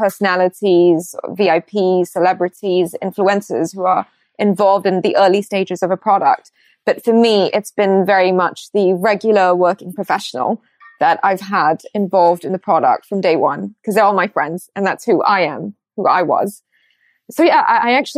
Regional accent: Singapore; moved away as an adult; also born or lived in Rajasthan, India / United States; now in London, United Kingdom; And then I moved to Singapore when I was 2.5 years old. So I grew up my entire life in Singapore.

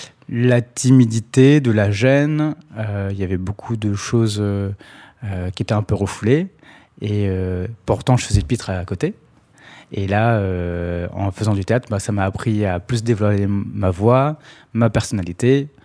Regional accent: Sarcelles, Île-de-France, France; je viens de Sarcelles, à la base.

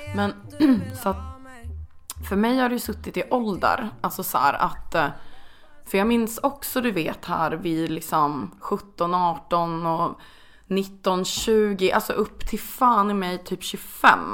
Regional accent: Östersund, Jämtland, Sweden; jag är från Östersund, det är väldigt fin natur

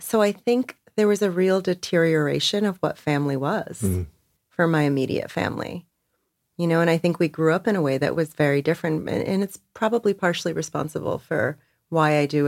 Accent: Perth Amboy, New Jersey, United States; most folks would not expect from kids growing up in Perth Amboy, New Jersey.

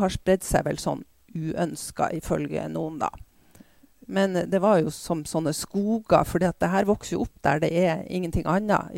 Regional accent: Bodø, Nordland, Norway; Jeg vokste opp i Bodø da, på 50- og 60-tallet

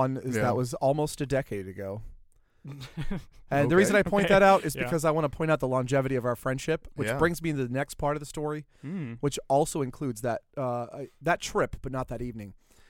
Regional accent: New Orleans, Louisiana, United States; I'm from New Orleans.

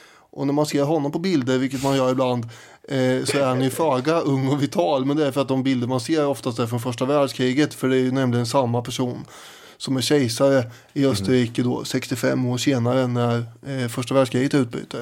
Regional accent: Sweden; vi svenskar

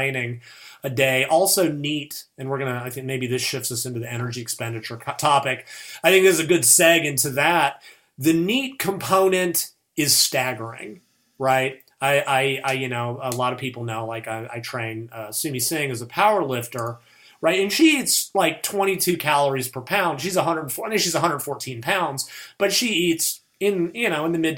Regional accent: United States; I'm American

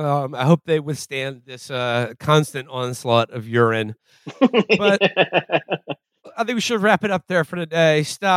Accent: New York, United States; I'm from New York

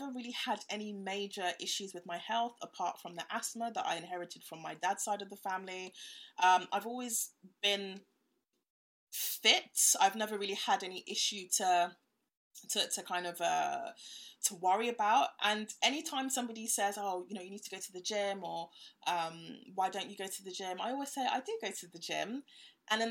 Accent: Ghana; now in United Kingdom; I'm from Ghana

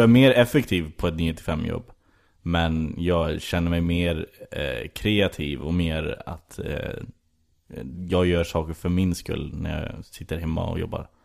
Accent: Skara, Västra Götaland, Sweden; moved away as an adult; also born or lived in United States; jag är ju ursprungligen från Skara mm. i Västergötland. Eh, och eh, sen flyttade jag upp hit för att börja plugga film

